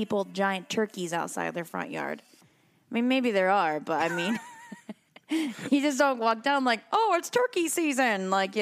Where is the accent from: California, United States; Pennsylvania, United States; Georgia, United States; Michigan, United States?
Michigan, United States; moved away as an adult; now in Northern Virginia, United States; I'm originally from the Midwest. I'm a Midwestern girl. I'm obviously, you know, from Michigan. I've lived in Michigan for a lot of my life